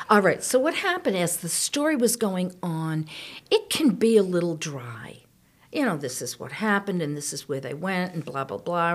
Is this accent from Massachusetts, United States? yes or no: yes; outside of Boston, Massachusetts, United States; I grew up outside of Boston